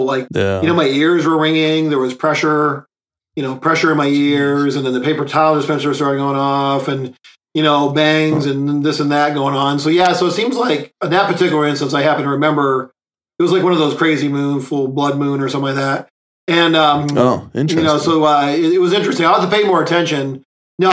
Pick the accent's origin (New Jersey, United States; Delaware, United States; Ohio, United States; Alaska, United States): Ohio, United States; Lorain; now in Virginia, United States; I grew up in Lorain